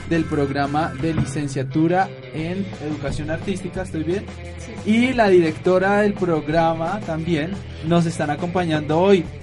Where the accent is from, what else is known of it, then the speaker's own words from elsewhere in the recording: Bogotá, Bogotá Capital District, Colombia; los que no son de Bogotá, o tal vez los que somos de Bogotá, pero no hemos ido a todos estos museos.